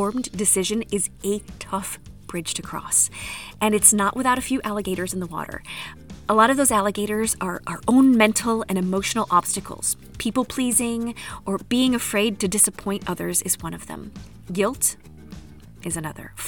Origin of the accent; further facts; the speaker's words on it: United States; moved away as an adult; now in France; as an American